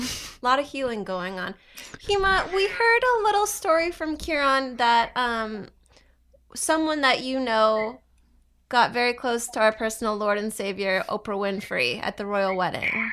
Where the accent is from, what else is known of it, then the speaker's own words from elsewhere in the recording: Southern Ontario, Canada; growing up in Southern Ontario and, you know, in Canada